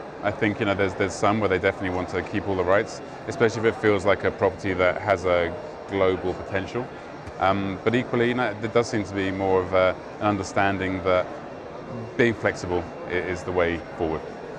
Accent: Canada; We're lucky being Canadian that we've always had to do that.

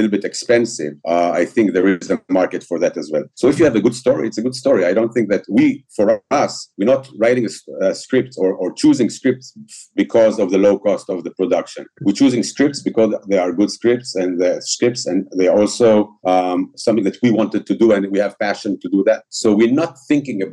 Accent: Israel; English is a second language; we're coming from Israel

